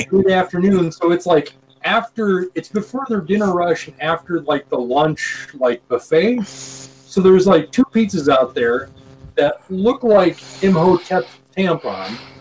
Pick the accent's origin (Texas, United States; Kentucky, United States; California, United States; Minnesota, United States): Minnesota, United States; Born and raised in Minnesota